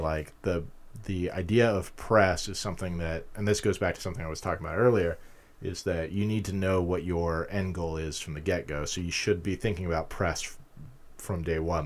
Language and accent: English; Utah, United States; moved away as an adult; also born or lived in California / London; now in Pittsburgh, United States; I grew up in Utah